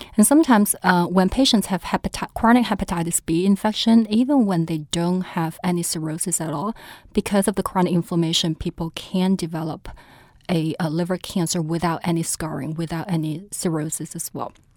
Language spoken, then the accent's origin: English; China; also born or lived in St. Louis; now in New Orleans, United States; I was originally from China